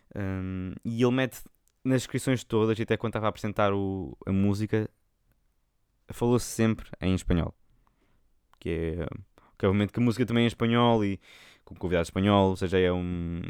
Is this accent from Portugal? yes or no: yes; Portugal; accent: Portuguese; vou cantar com um sotaque português